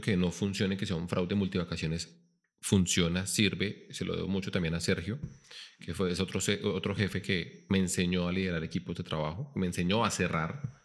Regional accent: Bogotá, Colombia; moved away; also born or lived in Bucaramanga, Santander / Pereira (coffee region); yo soy Rolo, yo nací en Bogotá

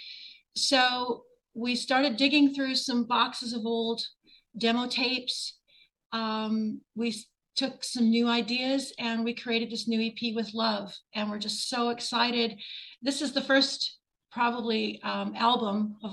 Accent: Southern Ontario, Canada; moved away as an adult; now in Nashville, United States; I grew up in Southern Ontario on Lake Erie, and I moved to Nashville in 1999

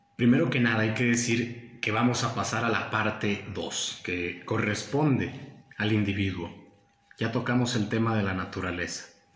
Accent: Mexico; nosotros, eh, como mexicanos

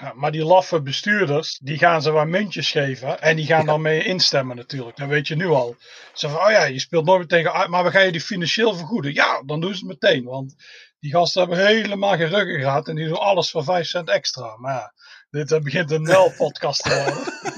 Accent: Tilburg, North Brabant, Netherlands; moved away as an adult; now in Scotland; ik kom uit Tilburg

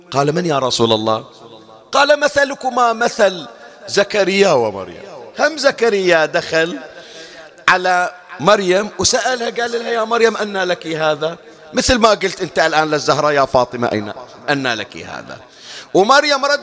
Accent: Bahrain; الجفنه ما ادري احنا شو نسميها عندنا بالبحرين

